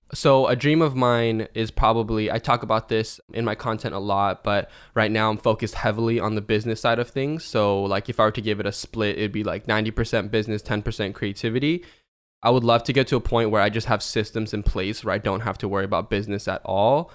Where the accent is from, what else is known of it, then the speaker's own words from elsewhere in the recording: Seattle, Washington, United States; I'm from Seattle, Washington, in the states.